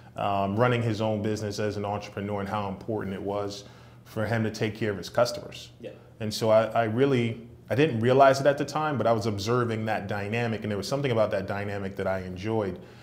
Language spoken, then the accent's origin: English; New York City, New York, United States; born and raised in Brooklyn, New York.